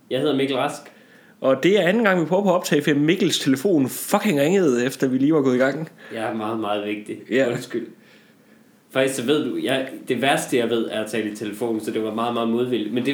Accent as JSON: {"language": "Danish", "region": "Jutland", "country": "Denmark", "said": "jeg tror, da jeg var hjemme i øh, Jylland til jul, det siger måske meget om der, hvor jeg kommer fra, ja."}